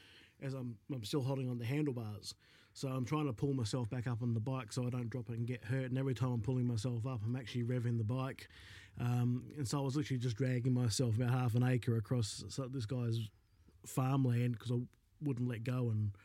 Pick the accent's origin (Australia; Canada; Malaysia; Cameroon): Australia; Melbourne, Victoria; When I was a kid, I grew up in Melbourne.